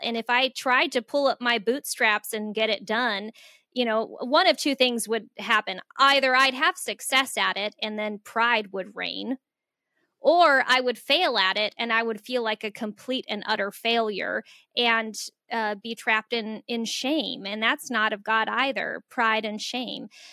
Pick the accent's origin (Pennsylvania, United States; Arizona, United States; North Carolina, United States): Arizona, United States; Phoenix; moved away as an adult; also born or lived in Florida / Central Minnesota; I grew up in the inner city of Phoenix